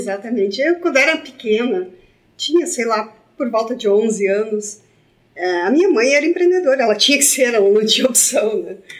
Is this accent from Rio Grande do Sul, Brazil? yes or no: yes; Santa Cruz do Sul, Rio Grande do Sul, Brazil; born or raised there; moved away as an adult; also born or lived in Venâncio Aires / Brasília